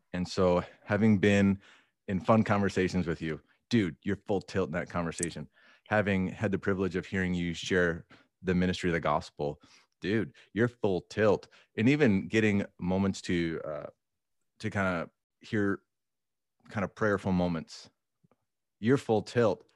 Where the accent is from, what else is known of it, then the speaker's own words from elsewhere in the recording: Minnesota, United States; moved away; I'm a transplant. I grew up in Minnesota